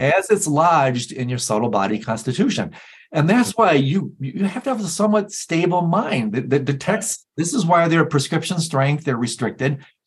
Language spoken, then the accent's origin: English; Michigan, United States; I'm from Michigan